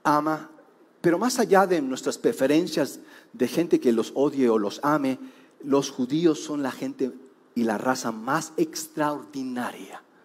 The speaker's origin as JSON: {"language": "Spanish", "country": "Mexico", "said": "hemos aportado los mexicanos"}